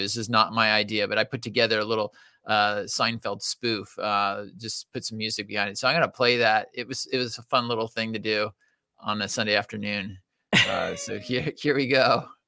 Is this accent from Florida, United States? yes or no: no; California, United States; we are from California